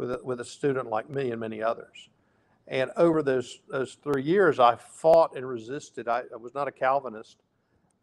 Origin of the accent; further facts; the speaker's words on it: Memphis, Tennessee, United States; I grew up in the South in Memphis